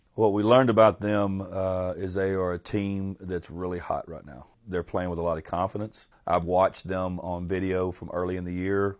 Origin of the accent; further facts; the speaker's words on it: Port Arthur, Texas, United States; I'm from Port Arthur